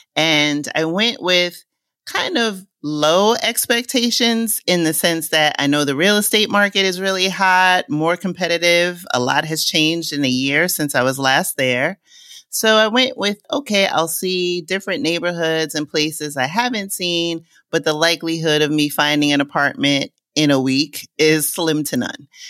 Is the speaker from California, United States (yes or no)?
no; New York City, New York, United States; moved away as an adult; now in Lisbon, Portugal; since I was a little girl growing up in Co-op City in the Bronx